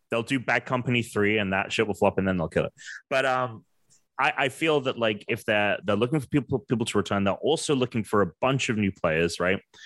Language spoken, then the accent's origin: English; England, United Kingdom; moved away; I'm from England.